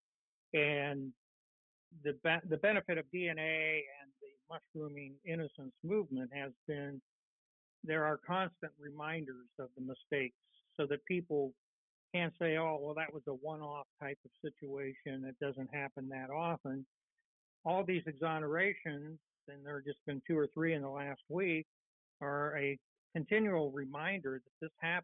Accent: Northern Ohio, United States; I grew up in Northern Ohio, and when I was a little boy

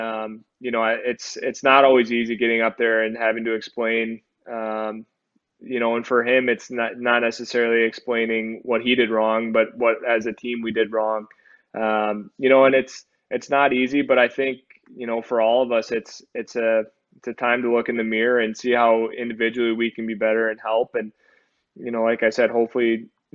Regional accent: Michigan, United States; me growing up in Michigan

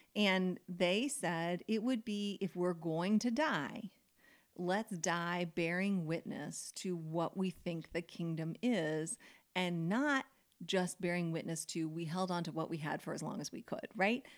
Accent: United States; I grew up in America

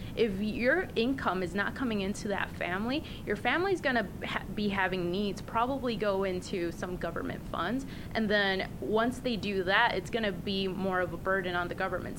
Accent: Puerto Rico; now in Los Angeles, United States; I was actually raised in Puerto Rico

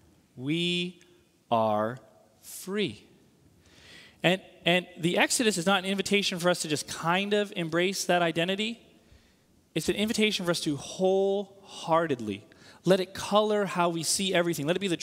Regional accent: Northeast, United States; So, for example, I grew up in the Northeast.

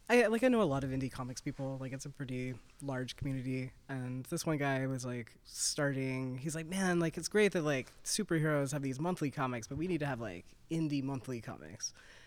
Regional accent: Southern United States, United States; accent: Southern; It's a memoir of my life growing up in the South.

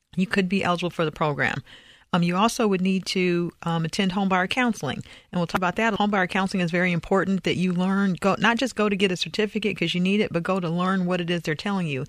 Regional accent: Indiana, United States; moved away as an adult; also born or lived in California / Texas; I'm originally from Indiana

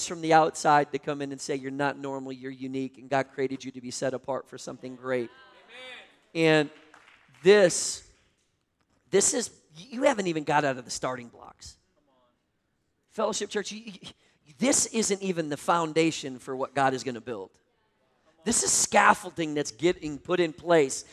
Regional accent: Minnesota, United States; moved away; also born or lived in North Carolina; I grew up in Minnesota

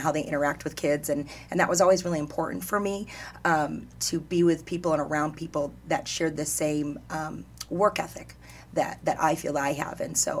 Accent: New York, United States; moved away as an adult; I had never traveled past Texas, and so being a New Yorker, that was big

